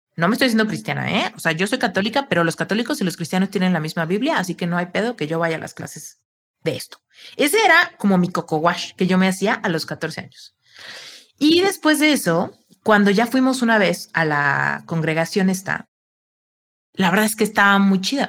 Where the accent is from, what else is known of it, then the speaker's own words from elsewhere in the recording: Mexico; Soy mexicana